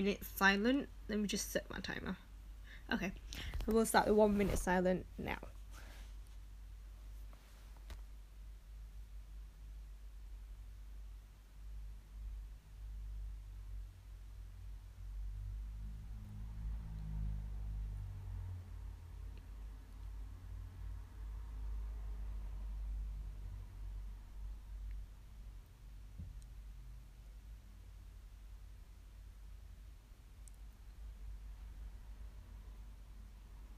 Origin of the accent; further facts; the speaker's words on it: Manchester, North West England, United Kingdom; moved away as an adult; also born or lived in Birmingham; I studied in Birmingham, and I'm originally from Manchester.